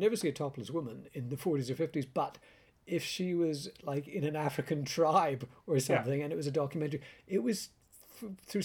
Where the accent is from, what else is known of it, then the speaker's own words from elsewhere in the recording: Canada; I grew up in Canada with British-Canadian parents